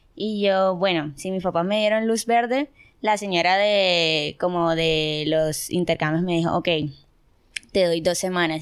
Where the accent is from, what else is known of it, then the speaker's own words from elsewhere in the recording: Barranquilla, Atlántico, Colombia; moved away as an adult; now in Germany; soy de Colombia, tengo 22 años, estoy en Alemania hace